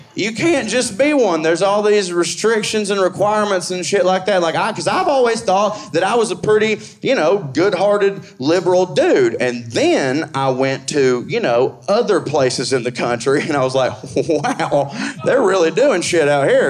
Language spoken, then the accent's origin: English; the South, United States; I'm from the South